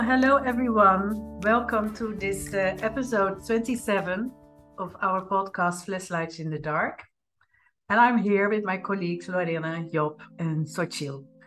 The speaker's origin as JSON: {"language": "English", "country": "Netherlands", "tie": "born or raised there", "moved": "yes", "said": "born in the Netherlands, like me"}